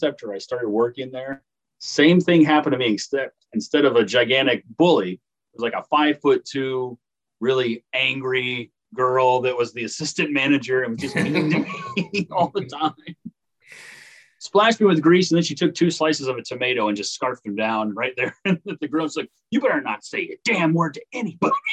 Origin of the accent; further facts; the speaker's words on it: Paris, Illinois, United States; Paris, Illinois, my hometown